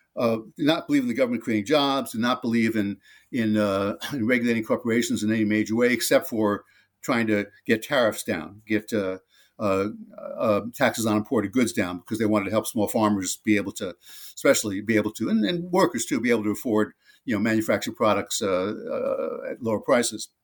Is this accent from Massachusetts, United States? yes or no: no; New Jersey, United States; on the streets of my hometown in uh, New Jersey, suburb of New York City